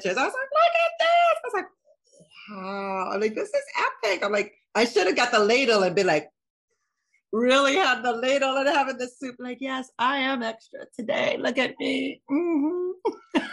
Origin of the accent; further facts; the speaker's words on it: Boston, Massachusetts, United States; moved away; also born or lived in Ohio; I'm originally from Ohio, but I grew up in Boston. So I was in Boston for like 30 years